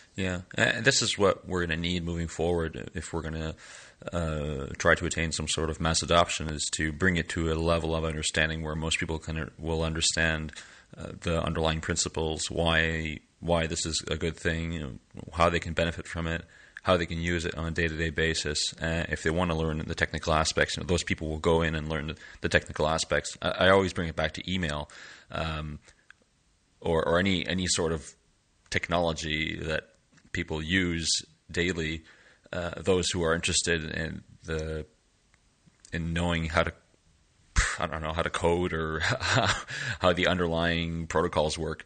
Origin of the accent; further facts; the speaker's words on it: Canada; now in Lille, France; I am a Canadian uh, born user experience designer and developer based in Lille, France